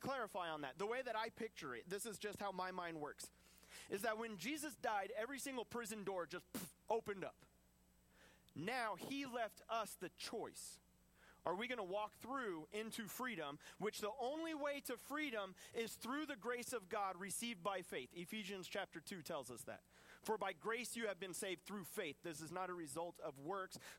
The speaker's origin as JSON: {"language": "English", "country": "United States", "said": "I'm an American"}